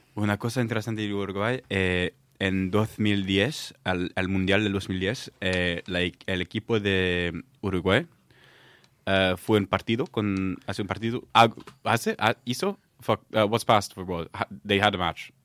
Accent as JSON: {"language": "English", "country": "Oman", "tie": "born or raised there", "also_born_or_lived": "south of France / Belgium", "moved": "yes", "said": "I grew up in Oman"}